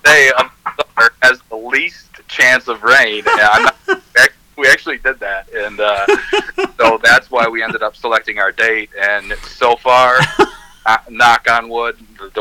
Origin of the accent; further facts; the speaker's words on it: Three Rivers, United States; I'm from Three Rivers